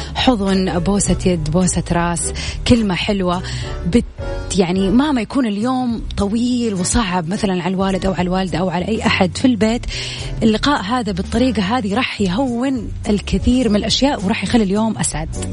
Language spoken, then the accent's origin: Arabic; Saudi Arabia; عندنا في السعودية